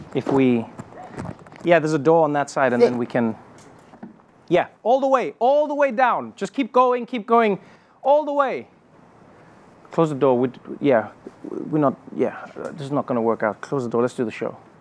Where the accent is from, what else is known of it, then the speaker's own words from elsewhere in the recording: South Africa; as a South African